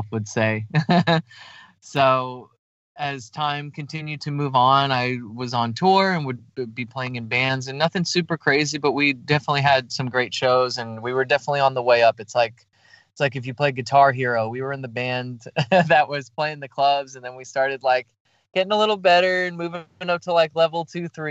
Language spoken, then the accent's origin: English; New York, United States; moved away; I'm from New York originally, and Italian family